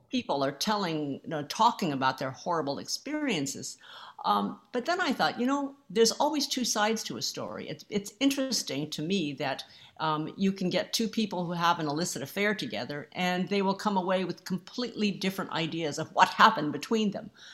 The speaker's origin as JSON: {"language": "English", "country": "United States", "said": "I'm Asian American"}